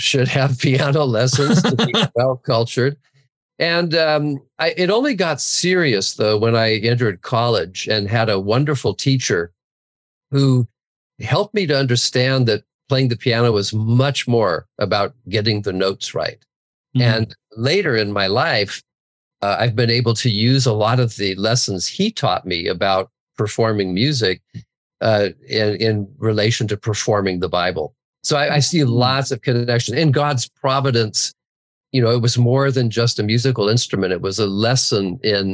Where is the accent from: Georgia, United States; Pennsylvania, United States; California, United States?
California, United States; Santa Barbara; I grew up in the Santa Barbara area.